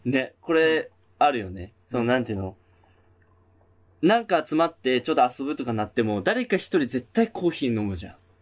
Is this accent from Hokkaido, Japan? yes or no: yes; Hokkaido, Japan; now in Tokyo, Japan; 俺らは北海道 出身なわけじゃん。